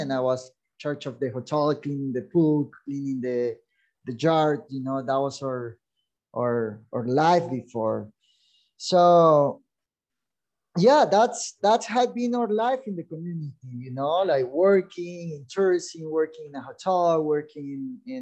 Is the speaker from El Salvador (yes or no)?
yes; El Zonte, La Libertad, El Salvador; English is a second language; We grew up in Sonte. We're born here, so Sonte was like that little town that we get tourism